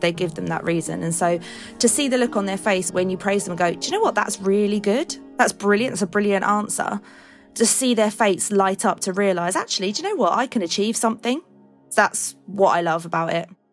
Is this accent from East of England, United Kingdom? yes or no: yes; Colchester, East of England, United Kingdom; I'm from Colchester